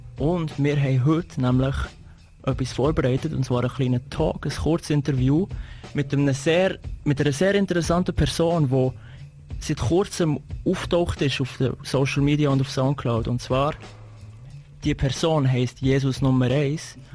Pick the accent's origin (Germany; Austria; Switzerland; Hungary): Switzerland; wir als Schweizer